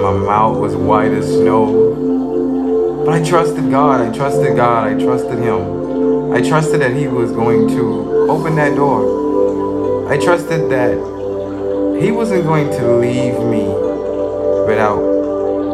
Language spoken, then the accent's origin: English; Bahamas; also born or lived in Freeport, Grand Bahama / Nassau; I was working at a job in Freeport, Grand Bahama